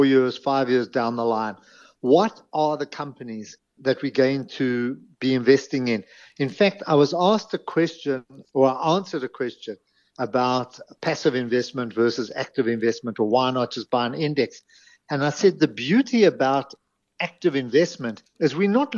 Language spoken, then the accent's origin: English; Johannesburg, Gauteng, South Africa; I grew up in Greenside